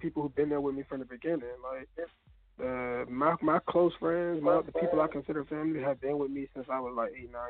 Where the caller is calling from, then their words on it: Norfolk, Virginia, United States; I'm coming from Norfolk, Virginia.